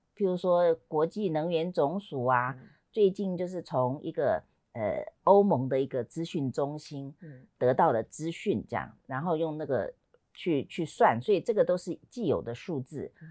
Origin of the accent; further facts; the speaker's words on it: Taiwan; 我们台湾